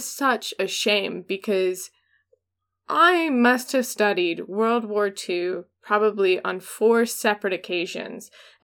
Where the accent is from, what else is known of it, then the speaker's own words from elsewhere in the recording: United States; of course, we're American, and everything's about us.